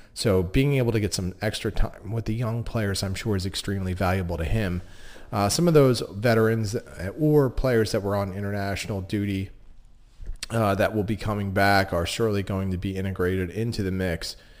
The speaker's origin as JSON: {"language": "English", "town": "Philadelphia", "region": "Pennsylvania", "country": "United States", "said": "being from Philadelphia"}